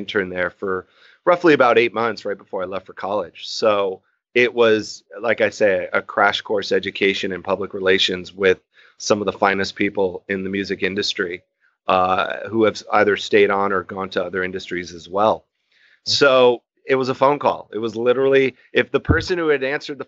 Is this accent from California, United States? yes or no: yes; Newbury Park, California, United States; also born or lived in Hollywood, California / Flagstaff, Arizona; I'm born and raised in Southern California, born in Hollywood. I grew up in Newbury Park, California, up in Ventura County